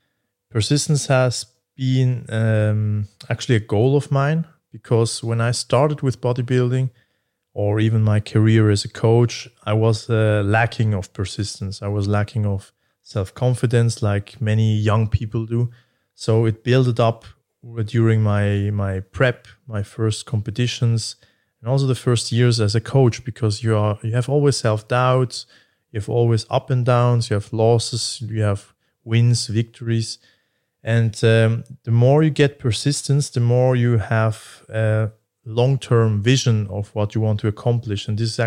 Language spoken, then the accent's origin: English; Basel, Basel-Stadt, Switzerland; But yeah, I'm actually more from Basel, I would say.